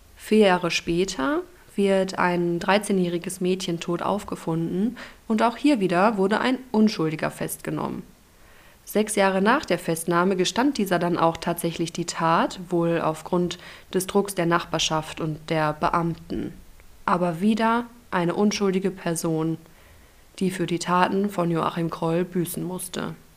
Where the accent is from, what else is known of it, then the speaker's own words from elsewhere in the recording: Ruhr area, North Rhine-Westphalia, Germany; meiner Heimat, dem Ruhrgebiet.